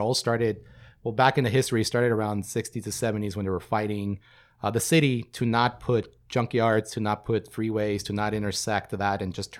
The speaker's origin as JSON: {"language": "English", "country": "Mexico", "tie": "born or raised there", "lives_now": "United States", "said": "I grew up in Mexico and then came here to work and school."}